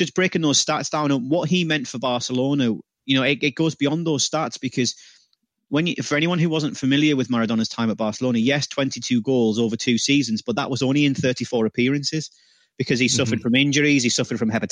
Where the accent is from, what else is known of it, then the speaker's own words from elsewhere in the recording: United Kingdom; I'm British